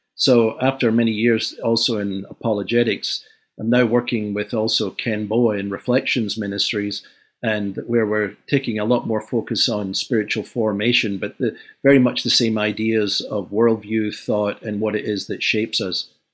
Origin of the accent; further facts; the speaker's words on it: Glasgow, Scotland, United Kingdom; moved away; I was born in Glasgow, uh, in the post-war years